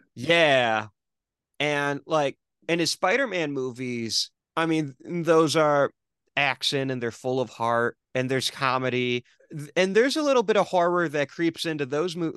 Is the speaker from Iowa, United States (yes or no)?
no; Michigan, United States; I'm from Michigan